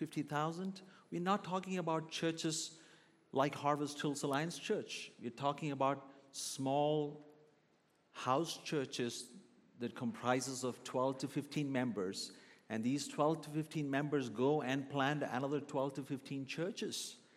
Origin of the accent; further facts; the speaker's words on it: Kuwait; also born or lived in Kerala, India; now in Calgary, Canada; I was born in the southern state of India called Kerala, but I was raised in Kuwait. My dad was pastoring a church in Kuwait for many years, so most of my teenage years is spent in Kuwait.